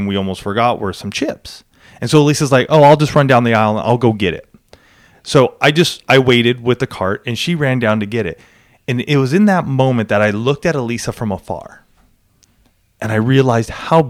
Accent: Southern California, United States; I grew up in Southern California. I mean, I live in San Diego

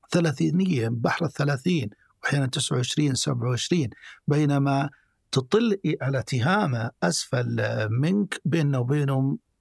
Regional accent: Saudi Arabia; عندنا في السعودية

